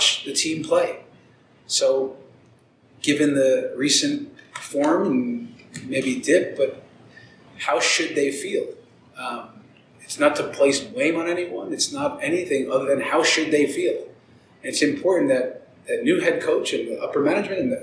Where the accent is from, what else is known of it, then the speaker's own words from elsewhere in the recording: New York City, New York, United States; now in Denver, United States; I was born in the Bronx